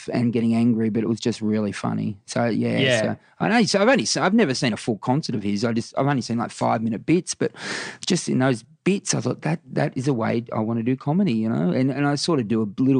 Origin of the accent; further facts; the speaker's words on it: Warrnambool, Victoria, Australia; Warrnambool's it's a town of about 20,000, 25,000 people now. And, it was my early life was dominated by AFL footy